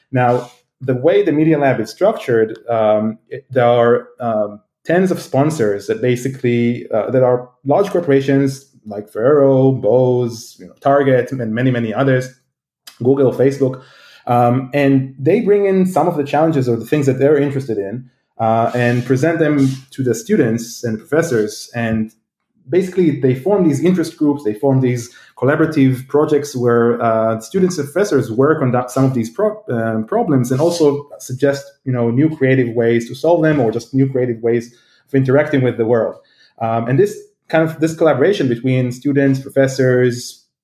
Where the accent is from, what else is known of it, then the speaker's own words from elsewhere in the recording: Israel; now in United States; you know, I came from Israel, which is quite advanced, but still, these things didn't happen here. And moved to the U.S., and suddenly it's all around.